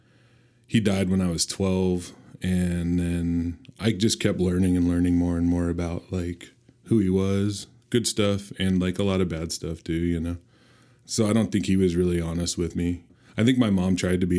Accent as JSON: {"language": "English", "town": "Olympia", "region": "Washington", "country": "United States", "said": "I'm from Olympia, Washington."}